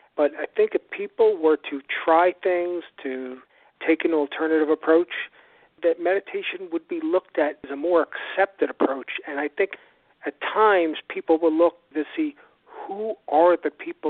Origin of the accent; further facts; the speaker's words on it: New York City, New York, United States; also born or lived in Long Island, New York; I was raised on the North Shore of Long Island and in New York City